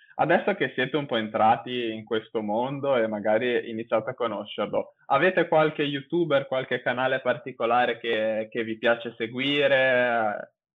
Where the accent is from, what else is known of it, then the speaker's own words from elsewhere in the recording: Genoa, Liguria, Italy; io vivo a Genova, sono di Genova